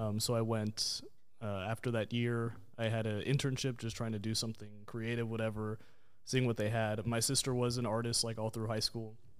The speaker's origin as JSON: {"language": "English", "town": "Dallas", "region": "Texas", "country": "United States", "tie": "born or raised there", "said": "Born and raised in Dallas, Texas"}